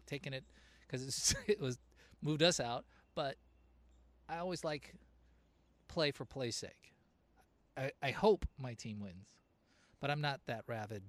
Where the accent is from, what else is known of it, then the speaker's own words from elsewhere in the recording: Southern California, United States; moved away as an adult; And I'm not actually from Chicago. Born and raised in Southern California.